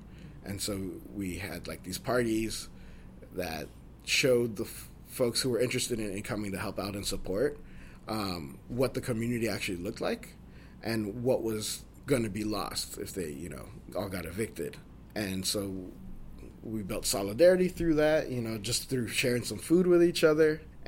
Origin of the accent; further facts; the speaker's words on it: Philippines; I love that about being Filipino.